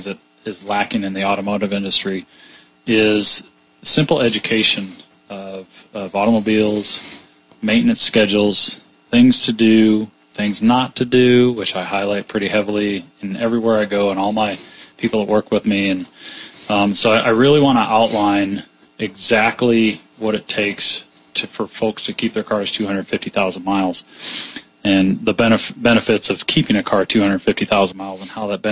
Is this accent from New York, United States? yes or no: no; Peoria, Illinois, United States; also born or lived in Florida / Atlanta / Michigan / Colorado; I grew up in Peoria. Graduate of Peoria High